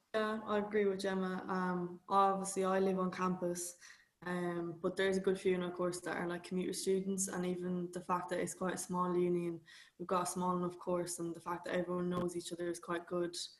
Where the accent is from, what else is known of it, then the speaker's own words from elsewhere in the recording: Galway, Connacht, Ireland; moved away as an adult; now in London, United Kingdom; I'm an Irish student, so I'm from Galway.